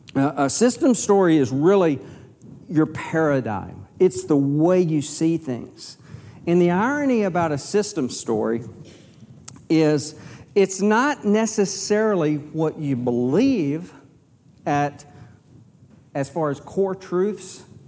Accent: Texas, United States; I'm from Texas

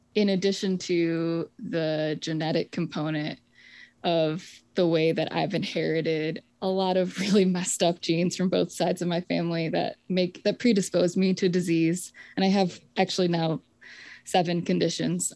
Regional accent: Michigan, United States; I grew up in the Presbyterian Church in America. And we, in Michigan, um, not on the Dutch Reform side of the state

